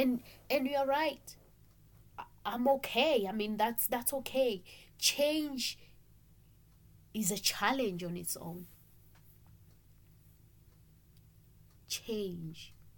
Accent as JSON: {"language": "English", "country": "Eswatini", "moved": "as an adult", "lives_now": "Salem, Oregon, United States", "said": "My country where I come from, I'm from Swaziland, by the way, which has been changed 2018 to be a Swatini"}